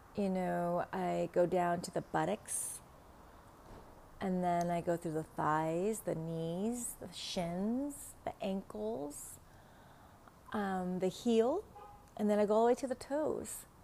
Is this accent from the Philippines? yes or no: no; Vietnam; accent: Vietnamese; first language Vietnamese; English is a second language; now in Los Angeles, United States; English is not my first language